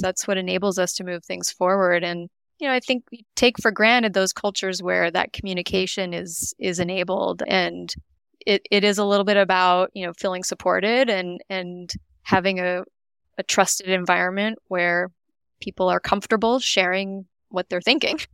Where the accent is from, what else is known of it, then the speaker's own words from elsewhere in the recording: Canada; moved away as an adult; now in United States; I grew up in Canada. I'm Canadian